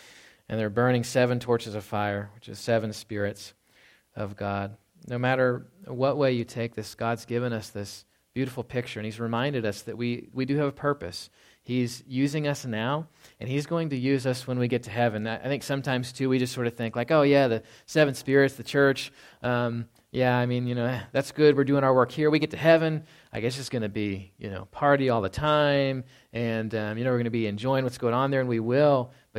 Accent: Texas, United States; So I grew up in North Texas, Dallas-Fort Worth.

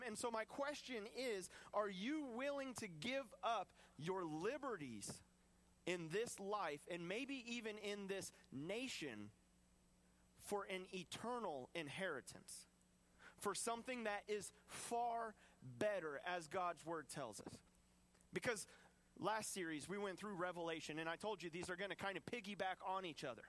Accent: United States; I'm an American

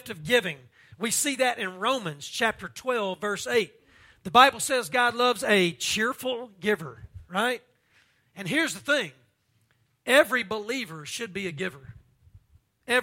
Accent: Louisiana, United States; I'm from Louisiana

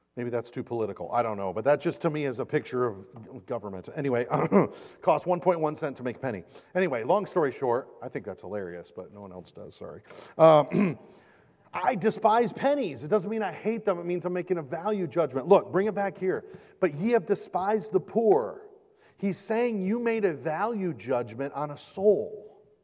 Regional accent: Michigan, United States; this is my home state, home state of Michigan

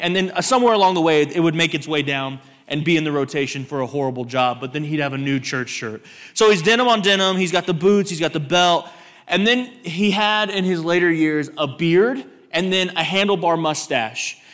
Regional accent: Texas, United States; I grew up in Texas

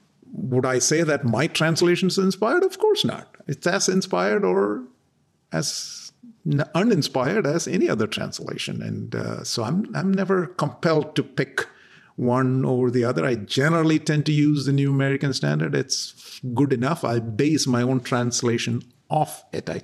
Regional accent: southwestern coast of India, Kerala, India; first language Malayalam; English is a second language; now in Dallas, United States; my mother tongue, Malayalam, which is spoken on the southwestern coast of India by a few million people

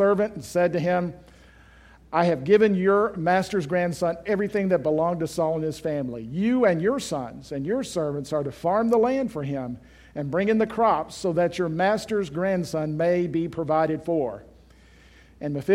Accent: Memphis, Tennessee, United States; I grew up in Memphis, and in my house, we are three boys and one girl

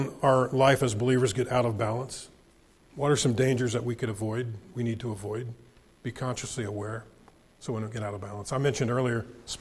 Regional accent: United States; I love the United States of America, and I'm thankful I was born in this country

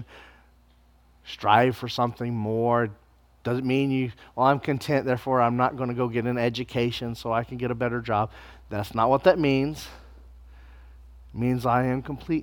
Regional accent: United States

